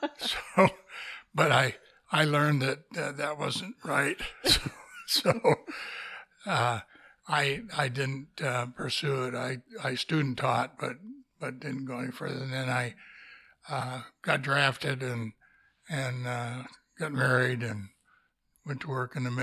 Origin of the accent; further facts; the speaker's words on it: Eugene, Oregon, United States; moved away as an adult; also born or lived in Seneca, Oregon / Boise, Idaho; now in Astoria, United States; I grew up in Eugene and went all through school in Eugene